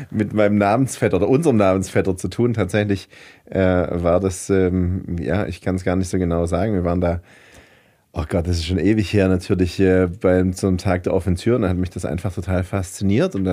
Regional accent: Heilbronn, Baden-Württemberg, Germany; moved away as an adult; also born or lived in Uganda / Berlin; Ich komme äh, gebürtig aus Heilbronn, also bin ich im Gesundbrunnen zur Welt ähm, gekommen tatsächlich und dann sind wir irgendwann nach Horkheim gezogen, da bin ich äh, groß geworden und äh, da ist mein Elternhaus

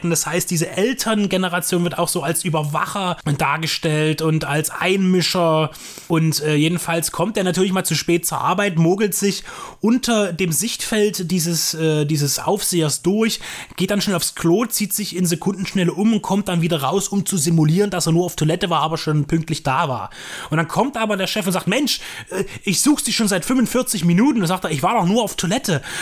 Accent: Dresden, Saxony, Germany; born there; Ich bin 87 geboren in Dresden

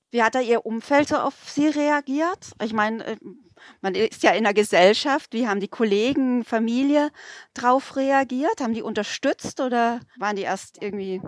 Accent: Bad Mergentheim, Baden-Württemberg, Germany; wir haben bei uns in Mergentheim äh, relativ viele äh, russischstämmige Menschen

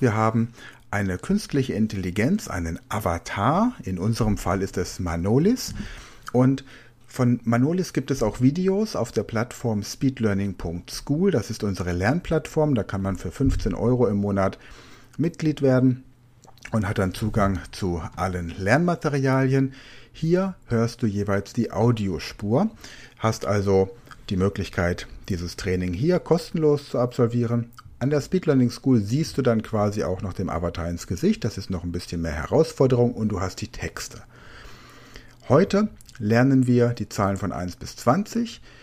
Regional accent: Rhineland-Palatinate, Germany; now in Rhenish Hesse, Germany; Da wo ich wohne, hier in der Rheinhessen-Gegend, ich komme aus der Pfalz

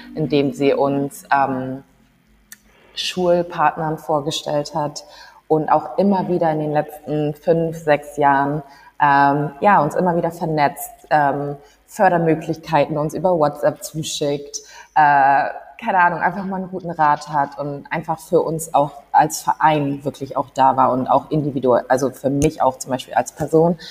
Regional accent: Hamburg, Germany; wir sind ja beide aus Hamburg, beide Teil der ghanaischen Diaspora in Hamburg

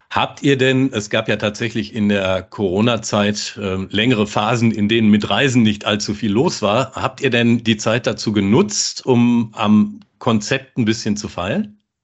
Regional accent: Ruhr area, North Rhine-Westphalia, Germany; dass uns beiden nachgesagt wird, man höre, dass wir aus dem Ruhrgebiet kommen

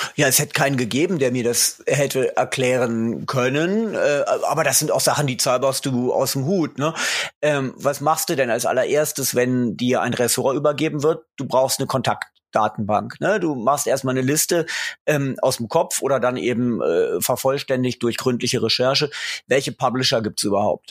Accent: Göttingen, Lower Saxony, Germany; moved away; also born or lived in England; Ich komme aus Göttingen. Insofern war das Moin zur Begrüßung äh, schon ganz richtig. Ich bin also gerade noch Niedersachse, ganz knapp

